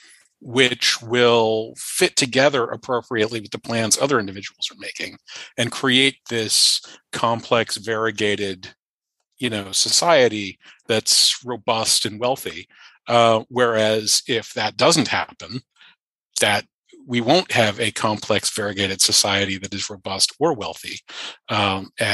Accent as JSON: {"language": "English", "town": "Charlottesville", "region": "Virginia", "country": "United States", "tie": "born or raised there", "said": "I started at UVA while I was still in high school because it's my hometown"}